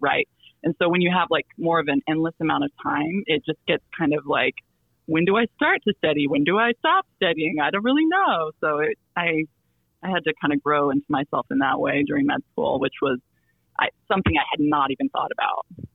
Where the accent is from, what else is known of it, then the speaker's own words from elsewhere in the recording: Silver City, New Mexico, United States; moved away; my hometown uh, in New Mexico, Silver City, New Mexico